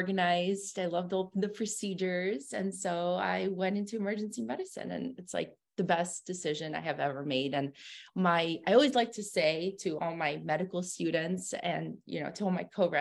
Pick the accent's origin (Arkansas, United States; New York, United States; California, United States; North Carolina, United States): California, United States; also born or lived in Russia; We're from California. We immigrated to California originally